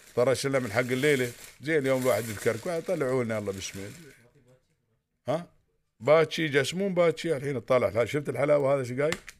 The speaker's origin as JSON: {"language": "Arabic", "country": "United Arab Emirates", "said": "عندنا في الامارات"}